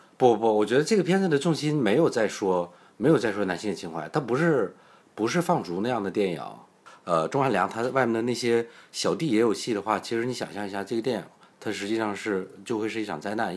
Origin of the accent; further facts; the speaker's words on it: China; 我们都是内地人嘛